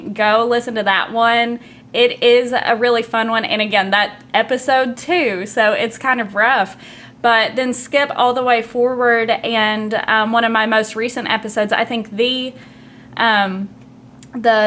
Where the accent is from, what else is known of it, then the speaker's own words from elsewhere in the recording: Barbourville, Kentucky, United States; accent: Southern drawl; I am from Knox County, Kentucky, southeastern Kentucky, very close to where you're from.